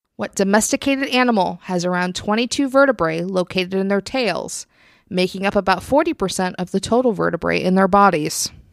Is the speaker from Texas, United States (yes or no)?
no; Virginia, United States; moved away; I'm, I'm from Virginia originally